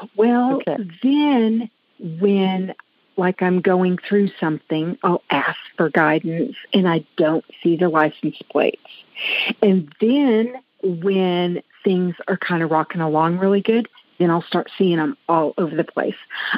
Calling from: Amarillo, Texas, United States; I'm calling from Amarillo, Texas.

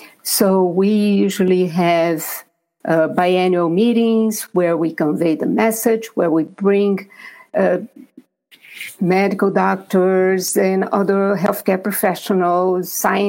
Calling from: Maryland, United States; And I'm talking from Maryland.

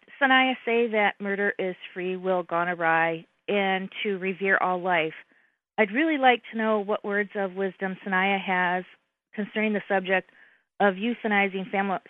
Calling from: Upper Peninsula, Michigan, United States; I'm calling from Michigan.

